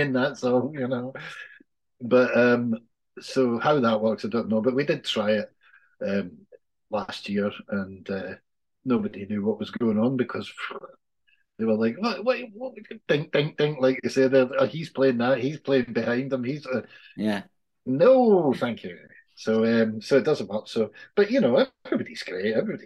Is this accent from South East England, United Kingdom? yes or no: no; Scotland, United Kingdom; we're both Scottish